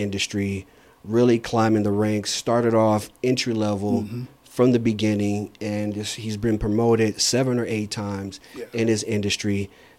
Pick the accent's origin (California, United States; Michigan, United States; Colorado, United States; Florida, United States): Michigan, United States; Saginaw; I was born and raised in Saginaw, Michigan